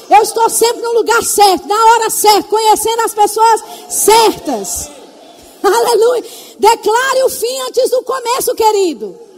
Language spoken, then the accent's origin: Portuguese; Belo Horizonte, Minas Gerais, Brazil; born there; É porque os meus pais são de Tapetinga, mas eu, eu nasci em BH.